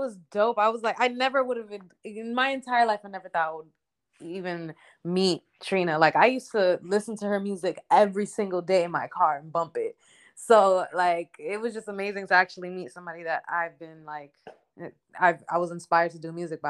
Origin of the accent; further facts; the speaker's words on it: North Miami, Florida, United States; moved away as an adult; now in Atlanta, United States; I'm from Miami, North Miami.